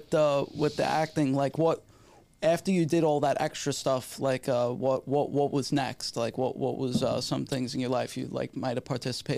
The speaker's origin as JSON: {"language": "English", "town": "New York City", "region": "New York", "country": "United States", "tie": "born or raised there", "moved": "as an adult", "lives_now": "Los Angeles, United States", "said": "we're both from Staten Island"}